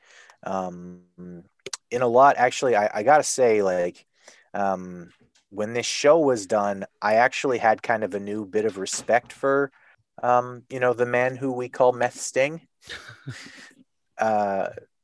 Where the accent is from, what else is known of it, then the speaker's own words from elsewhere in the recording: Canada; as a Canadian